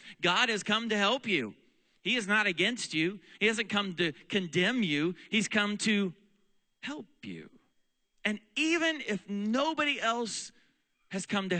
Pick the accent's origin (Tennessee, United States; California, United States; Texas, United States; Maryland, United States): Texas, United States; also born or lived in Oklahoma / Pennsylvania; In fact, this is now where we live in our home state of Pennsylvania. My wife is from here. I'm from Texas and Oklahoma